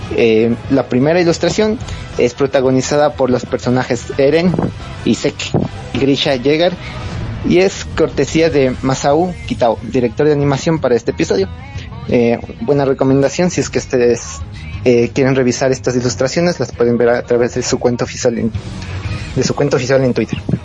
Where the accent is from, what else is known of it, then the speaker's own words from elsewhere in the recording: Ecuador; soy de Ecuador